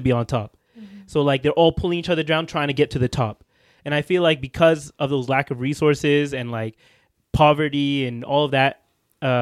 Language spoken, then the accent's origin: English; Ethiopia; I'm from Ethiopia